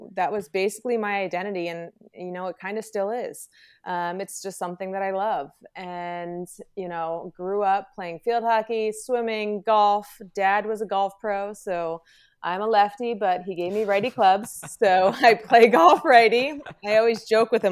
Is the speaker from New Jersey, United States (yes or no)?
yes; New Jersey, United States; born and raised in Jersey